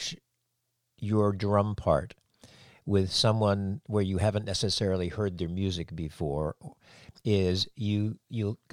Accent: Cape Cod, Massachusetts, United States; I grew up in New England on Cape Cod

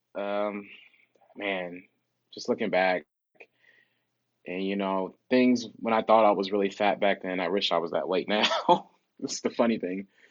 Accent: Midwest, United States; I'm from the Midwest, so we call it pop.

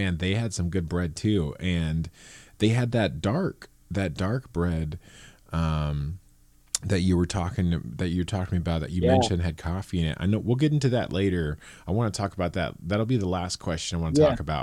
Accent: Morgan Hill, California, United States; I grew up in Morgan Hill

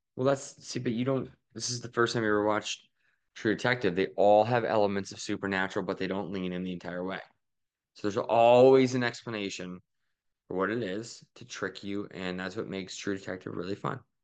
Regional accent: Philadelphia, Pennsylvania, United States; we're from Philly

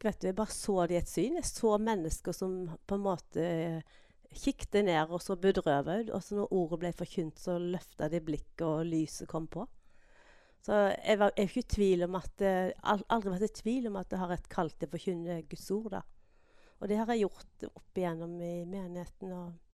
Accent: Grimstad, Agder, Norway; moved away as an adult; also born or lived in Veavågen, Karmøy; now in Karmøy, Norway; Jeg vokste opp i Grimstad

